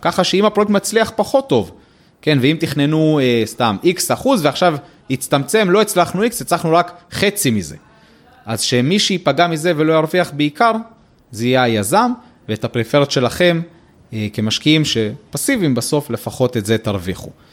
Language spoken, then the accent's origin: Hebrew; Israel